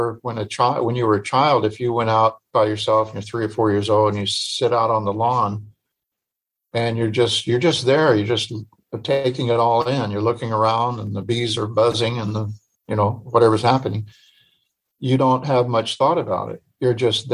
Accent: Illinois, United States; I grew up in Illinois

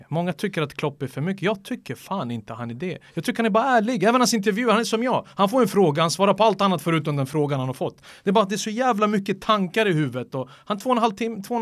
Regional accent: Manchester, North West England, United Kingdom; now in Sweden; när jag växte upp i Manchester

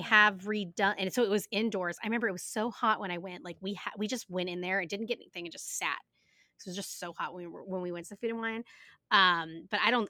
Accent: United States; We are American

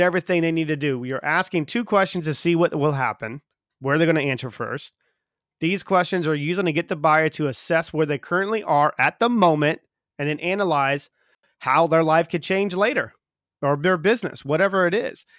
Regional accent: South Carolina, United States; moved away as an adult; also born or lived in Texas; now in England; I'm from the South, you know, so in South Carolina

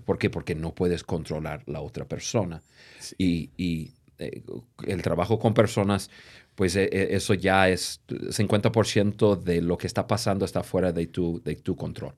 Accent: United States; Spanish is a second language; moved away as an adult; now in Mexico; el gringo, que yo soy

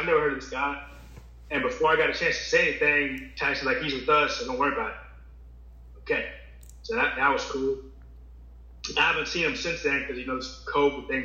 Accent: Virginia, United States; I'm from Virginia.

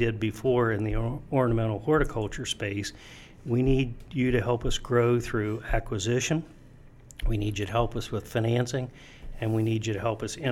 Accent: Ohio, United States; I grew up in Ohio, went to college in Ohio

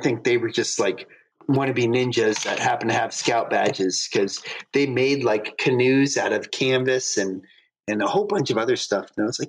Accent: Florida, United States; also born or lived in Ohio / North Carolina; No, I was born in Ohio, but I only lived there for, like, 2 years before we moved down to North Carolina. And then my dad kept working in banking. And so he kept getting promoted. So he moved down to Florida.

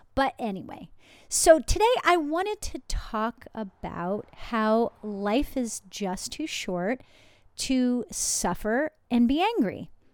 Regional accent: New Jersey, United States; I'm from New Jersey

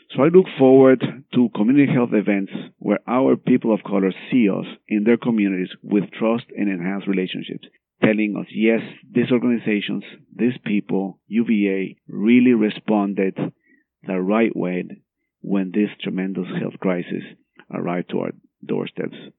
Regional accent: Guatemala; moved away; I'm from Guatemala.

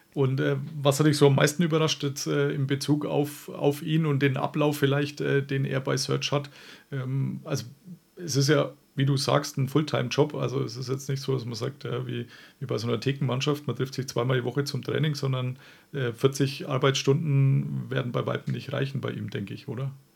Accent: Franconia, Bavaria, Germany; accent: Franconian; moved away; ich bin tatsächlich auch nur so 20 Kilometer von Rothenburg entfernt aufgewachsen

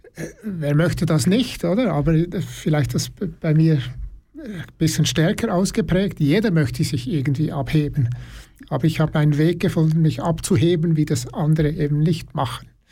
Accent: Burgdorf, Bern, Switzerland; ich komme aus Burgdorf, Kanton Bern

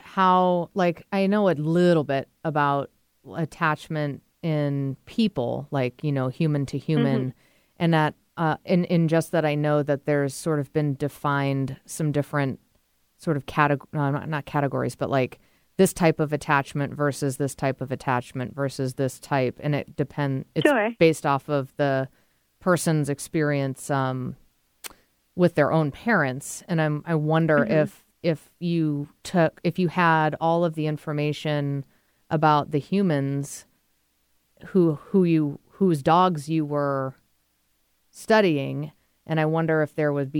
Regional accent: New England, United States; Beautiful place, my neck of the woods. I'm from New England, so definitely check that out.

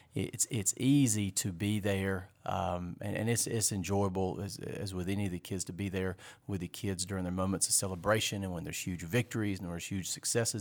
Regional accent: Fort Mill, South Carolina, United States; I was raised here in Fort Mill

